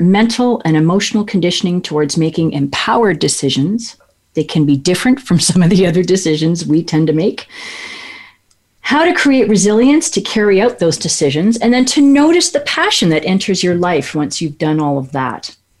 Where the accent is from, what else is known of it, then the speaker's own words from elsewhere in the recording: Kelowna, British Columbia, Canada; my hometown of Kelowna, British Columbia, Canada